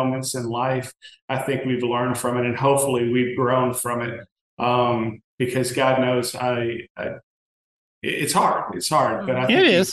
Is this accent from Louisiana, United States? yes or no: yes; South Louisiana, United States; I'm Cajun by descent. So we're all from Louisiana, South Louisiana.